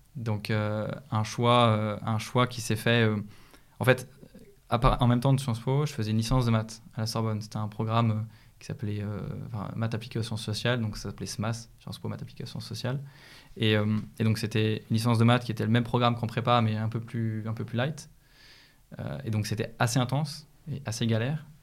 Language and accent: French; Écully, Auvergne-Rhône-Alpes, France; j'ai grandi à Lyon. j'ai grandi à Écully d'ailleurs